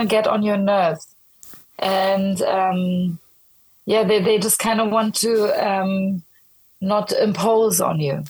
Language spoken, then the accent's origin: English; Berlin, Germany; now in Stockholm, Sweden; I'm like born and raised in Berlin.